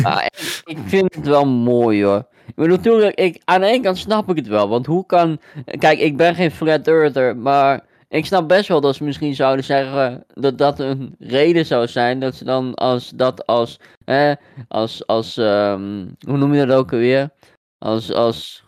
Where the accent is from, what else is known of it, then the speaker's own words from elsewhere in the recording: Deventer, Overijssel, Netherlands; ik kom uit Deventer